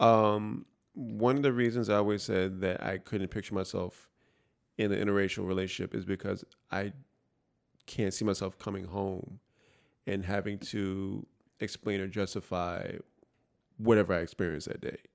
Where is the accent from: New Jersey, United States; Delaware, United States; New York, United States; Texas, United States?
New York, United States; New York City; I grew up in the Bronx, all black neighborhood, essentially